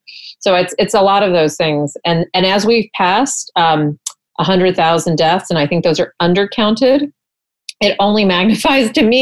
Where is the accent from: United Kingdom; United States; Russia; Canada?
United States; Texas; I'm from Texas.